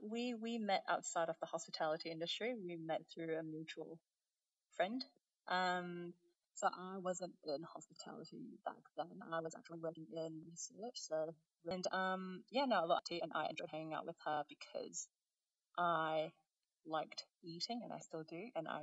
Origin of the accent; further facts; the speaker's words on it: Brunei; So I'm I'm Chinese heritage. I'm from Brunei, so a bit of a mishmash.